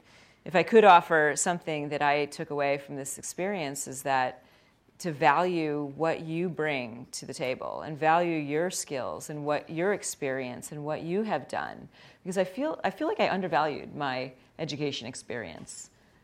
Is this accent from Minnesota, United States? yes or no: no; Glen Ellyn, Illinois, United States; I grew up in outside of Chicago, and I grew up in a suburb, Glen Ellyn, and it was a western suburb and very middle class community.